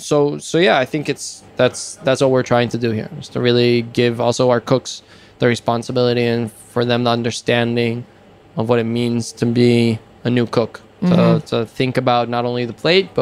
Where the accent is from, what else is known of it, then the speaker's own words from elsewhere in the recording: Israel; both of us grew in Israel